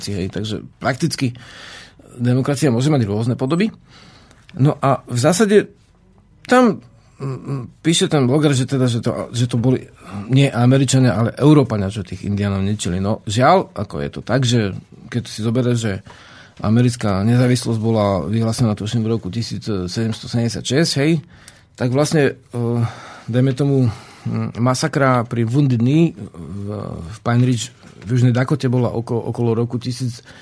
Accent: Slovakia; my sme Sloveni, my sme Slováci na Slovensku

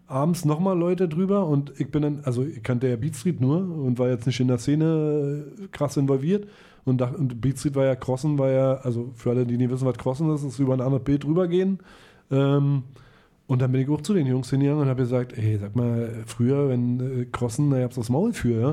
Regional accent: Melle, Lower Saxony, Germany; bei uns in Melle

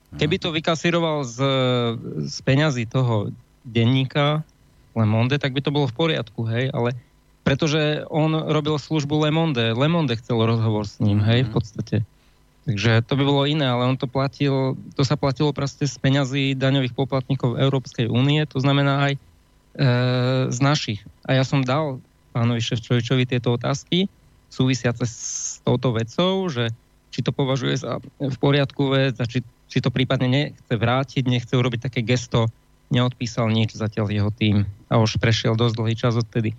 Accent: Banská Bystrica, Banská Bystrica Region, Slovakia; som Bystričan

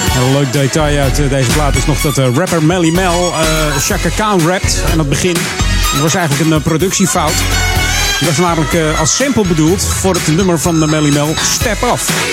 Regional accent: Hilversum, North Holland, Netherlands; Ik ben geboren in Hilversum

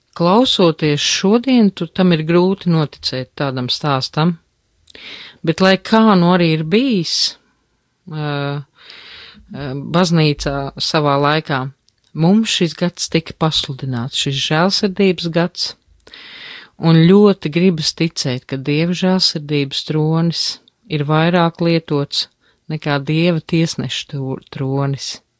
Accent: Latvia; also born or lived in Berlin, Germany; kā viena latviete

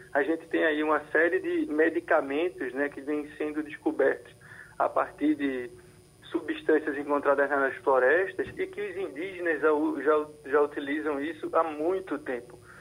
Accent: Brazil; eu continuo sendo brasileiro

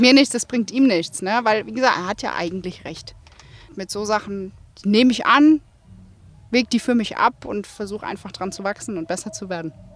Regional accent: Rhine-Main, Germany; Ich bin ja gebürtig aus Rhein-Main

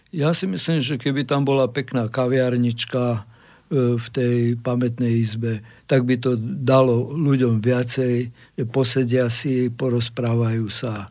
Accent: Banská Bystrica, Banská Bystrica Region, Slovakia; Slovák som hrdý na Slovenské národné povstanie a ako Bystričan duplom

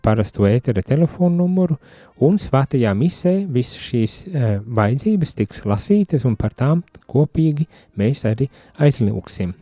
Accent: Latvia; Es no Latvijas

